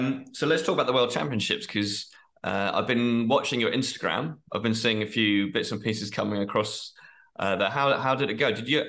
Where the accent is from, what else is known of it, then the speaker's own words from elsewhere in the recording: United Kingdom; for me as a British person, you know, the weather is always something that we're moaning about the whole time.